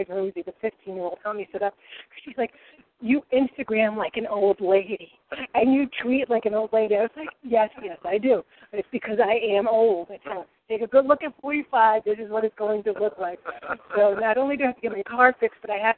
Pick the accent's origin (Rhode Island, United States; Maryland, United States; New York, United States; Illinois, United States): Rhode Island, United States; accent: Rhode Island; I slip into my Rhode Island ease and I say coffee and things like that.